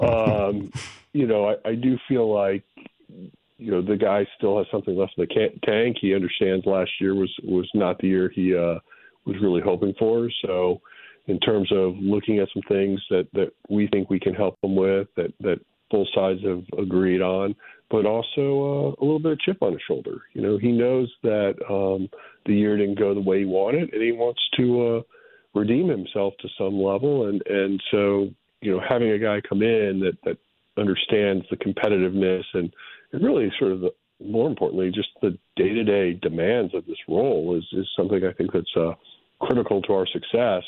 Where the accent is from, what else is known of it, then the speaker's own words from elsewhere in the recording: Boulder, Colorado, United States; moved away; It's a great place to grow up and, uh, have very fond memories of Boulder.